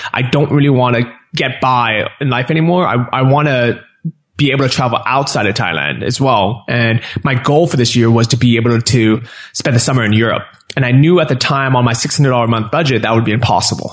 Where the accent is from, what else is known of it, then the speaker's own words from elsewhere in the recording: San Francisco, California, United States; moved away as an adult; also born or lived in Los Angeles; I grew up in San Francisco, and then I was living